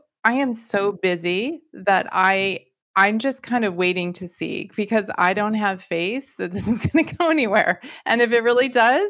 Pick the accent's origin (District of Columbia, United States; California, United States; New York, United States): California, United States; Like we're both from California, so we don't care if we see actual like movie stars